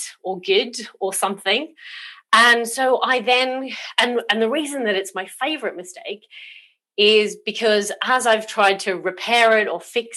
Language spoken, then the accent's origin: English; Australia; also born or lived in South Coast, United Kingdom; now in United Kingdom; I was actually born in Australia